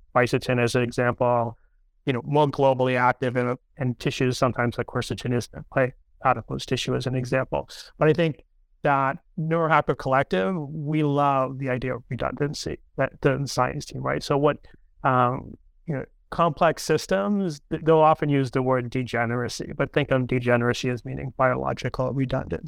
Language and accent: English; near Cape Cod, Massachusetts, United States; moved away; We grew up near Cape Cod in a little fishing town together